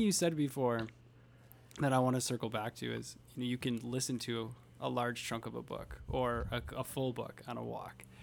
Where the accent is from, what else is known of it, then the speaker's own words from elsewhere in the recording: Fond du Lac, Wisconsin, United States; We're both from Fond du Lac.